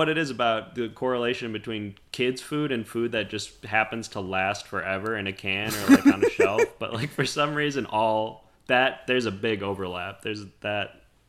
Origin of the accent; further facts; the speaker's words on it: Oak Park, Illinois, United States; now in California, United States; I'm not from Chicago proper, which is why I hesitate to even bring it up, because I am from Oak Park, which has an L stop.